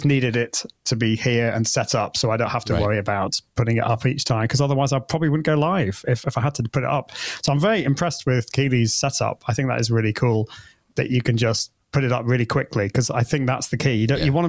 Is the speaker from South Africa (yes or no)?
no; United Kingdom; accent: British; my British accent